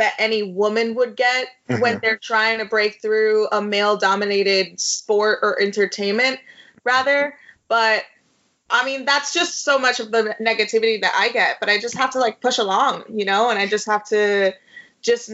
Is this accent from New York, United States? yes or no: yes; New York City, New York, United States; I'm born and raised in the Bronx and I'm Puerto Rican